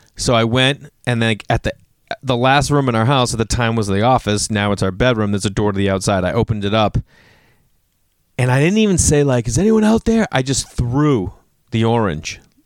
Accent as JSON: {"language": "English", "region": "Massachusetts", "country": "United States", "moved": "yes", "said": "I'm still a guy from Massachusetts"}